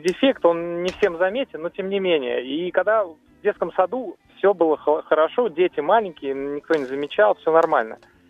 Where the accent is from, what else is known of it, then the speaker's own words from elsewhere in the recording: Moscow, Russia; из Москвы